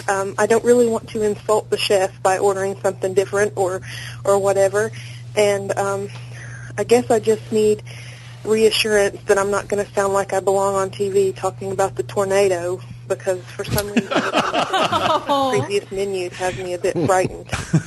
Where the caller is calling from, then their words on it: Dandridge, Tennessee, United States; I'm from Dandridge, Tennessee.